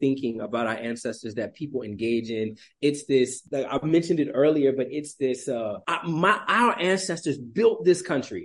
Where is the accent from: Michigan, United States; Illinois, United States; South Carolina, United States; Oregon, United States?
South Carolina, United States; moved away as an adult; now in Burkina Faso; I grew up in South Carolina, which, in the Lowcountry of South Carolina